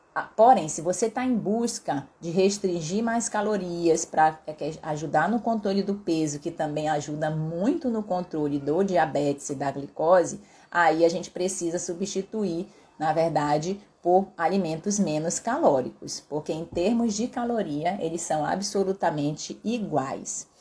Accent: Pará, Brazil; eu sou paraense

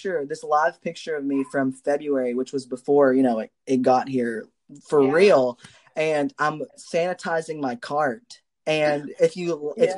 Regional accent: Kentucky, United States; We're both from Kentucky

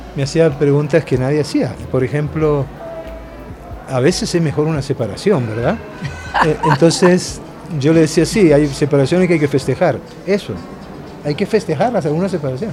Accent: Argentina; moved away as an adult; also born or lived in Naples, Italy / Colombia; yo me crié en la Argentina siendo muy pobre

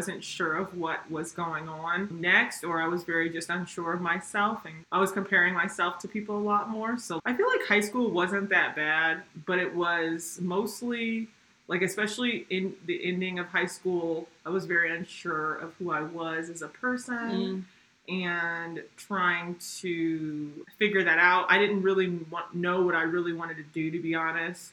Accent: Columbus, Ohio, United States; moved away as an adult; now in Salt Lake City, United States; I'm originally from Columbus, Ohio, and I moved to Salt Lake City literally a year ago today.

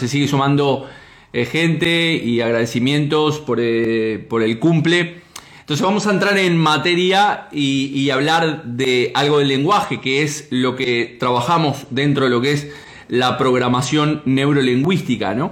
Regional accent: Uruguay; Yo soy de Uruguay.

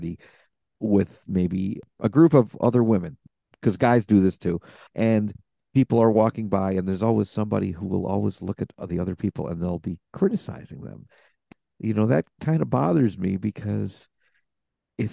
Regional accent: United States; as an American.

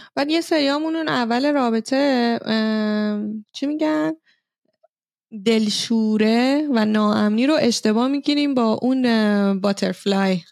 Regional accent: Iran; now in Norway; ما ایرانی هستیم

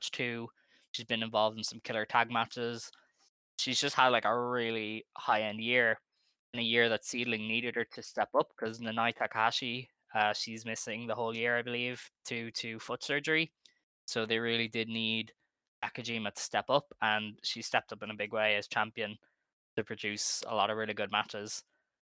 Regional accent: Ireland; I'm Irish

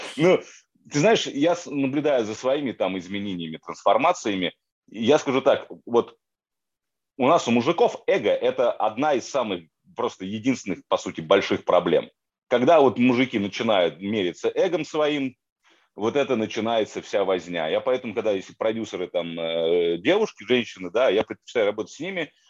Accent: Moscow, Russia; moved away; я из Москвы, да, то есть я в большом городе вырос

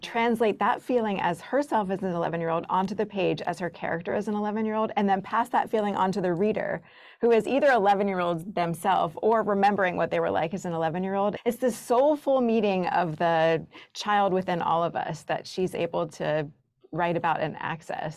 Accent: the South, United States; as a kid growing up in the South

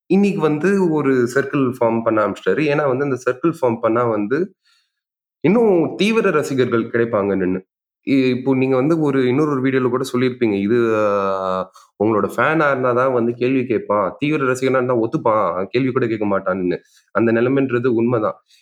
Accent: Puducherry, India; நான் பாண்டிச்சேரிக்காரன்

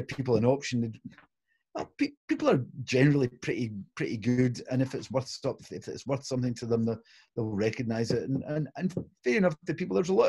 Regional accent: Glasgow, Scotland, United Kingdom; it's Italian a few generations back. But I was born in Glasgow

